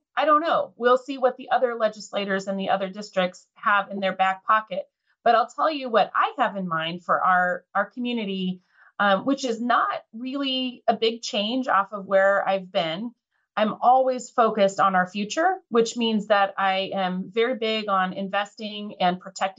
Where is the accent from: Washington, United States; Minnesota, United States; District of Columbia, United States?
Washington, United States; Lynden; I was born and raised here in Whatcom County, just outside of Linden.